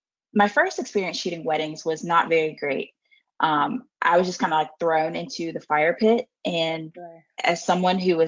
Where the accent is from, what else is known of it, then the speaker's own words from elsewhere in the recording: South Carolina, United States; moved away as an adult; also born or lived in upstate New York; I am from South Carolina